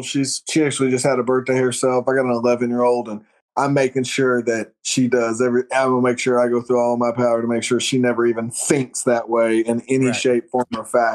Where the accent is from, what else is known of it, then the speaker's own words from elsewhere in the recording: Oklahoma, United States; we're from Oklahoma.